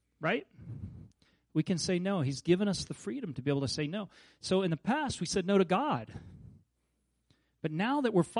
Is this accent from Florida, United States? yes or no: no; Kansas, United States; I grew up in Kansas